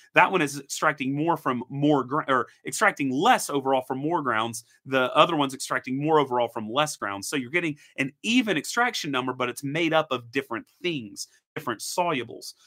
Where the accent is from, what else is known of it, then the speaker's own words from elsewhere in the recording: Tennessee, United States; Grew up in Tennessee. I'm a Tennessee boy.